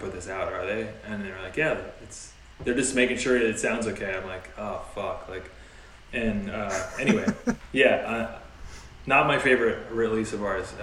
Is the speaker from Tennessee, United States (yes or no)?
no; Torrance, California, United States; we're from Torrance